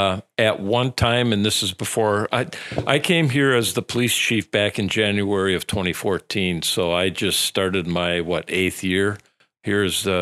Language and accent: English; Wisconsin Rapids, Wisconsin, United States; I'm originally from the area, so I grew up in the Vesper area on the west side of Wisconsin Rapids. So born and raised there, went to high school here.